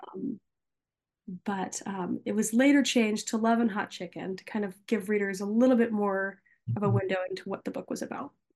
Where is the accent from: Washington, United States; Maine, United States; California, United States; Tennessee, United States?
Tennessee, United States; Nashville; I was born and raised in Nashville